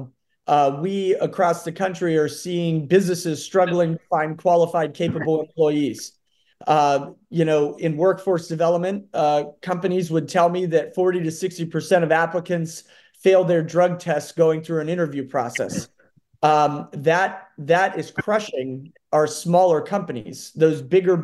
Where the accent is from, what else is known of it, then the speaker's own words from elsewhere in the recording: Howland, Ohio, United States; also born or lived in Cleveland, Ohio; I currently reside in Howland and grew up in Howland, graduated from Howland High School in 2009